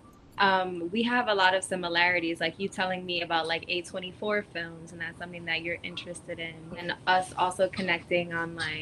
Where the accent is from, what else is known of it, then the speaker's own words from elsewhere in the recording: New York, United States; growing up in New York, like I guess in high school and in school